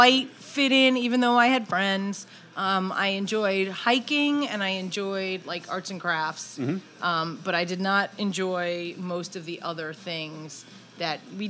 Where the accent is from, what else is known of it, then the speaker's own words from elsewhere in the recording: Brooklyn, New York, United States; I was from Brooklyn